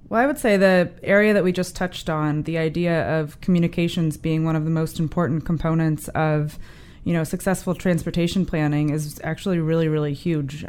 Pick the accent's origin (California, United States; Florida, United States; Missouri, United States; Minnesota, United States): Missouri, United States; St. Louis; moved away; I grew up in North Saint Louis in a neighborhood called Florissant.